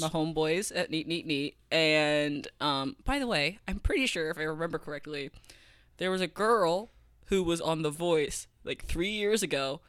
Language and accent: English; Fort Wayne, Indiana, United States; I'm with my friends in my hometown